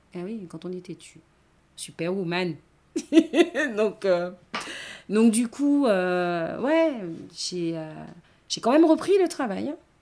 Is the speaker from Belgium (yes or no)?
no; Basse-Terre, Guadeloupe, France; also born or lived in New Caledonia; now in Baie-Mahault, France; je suis née à Bastère, c'est ma région